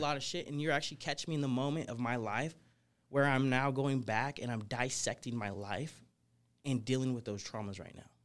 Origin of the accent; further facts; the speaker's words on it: Portland, Oregon, United States; moved away as an adult; also born or lived in California / Florida; now in Las Vegas, United States; I grew up in Portland, Oregon